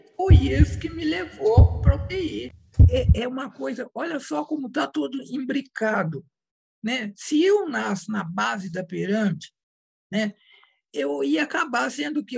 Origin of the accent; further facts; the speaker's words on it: Minas Gerais, Brazil; Eu sou mineira